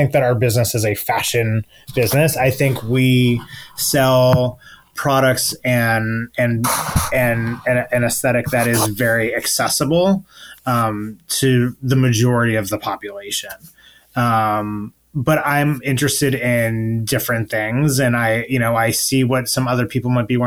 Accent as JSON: {"language": "English", "town": "Buffalo", "region": "New York", "country": "United States", "tie": "born or raised there", "also_born_or_lived": "Alfred, New York / Ithaca, New York", "said": "I'm from upstate New York. I grew up in Buffalo."}